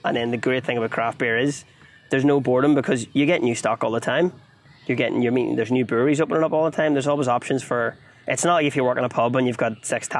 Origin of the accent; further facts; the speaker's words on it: Armagh, Northern Ireland, United Kingdom; I am from Armagh, so the Orchard County